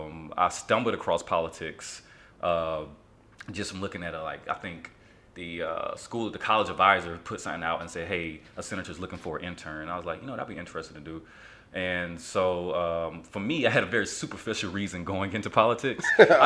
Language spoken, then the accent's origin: English; Albany, Georgia, United States; I'm originally from Albany, Georgia, real country town. You never heard of it. It was where Ray Charles is from.